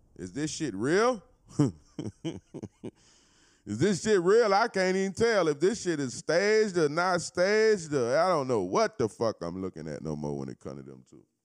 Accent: Florida, United States; I'm not from Cali, I'm from Florida

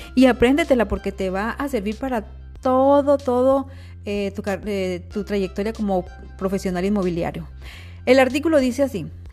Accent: Mexico; Somos mexicanos, y como mexicanos tenemos rasgos y características mestizas

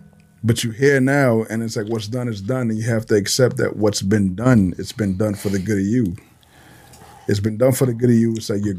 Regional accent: New York City, New York, United States; also born or lived in Honduras; coming from a third world country and then growing up in the Bronx

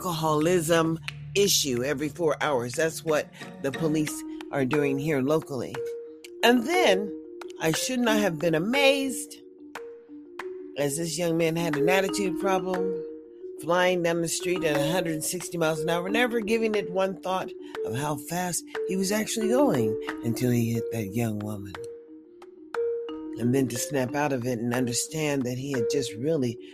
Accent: United States; also born or lived in Clark County; I'm African American. But it really doesn't matter. I'm an American first

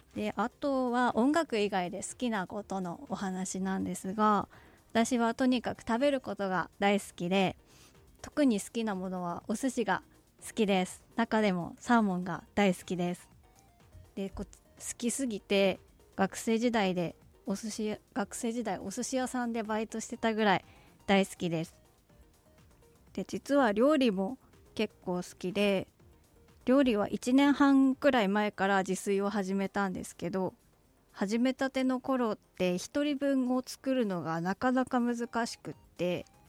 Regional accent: Sapporo, Hokkaido, Japan; 生まれも育ちも札幌でバリバリのどさんこです

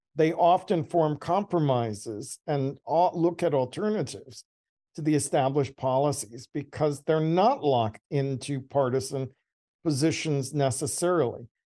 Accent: Georgia, United States; I was born in Georgia.

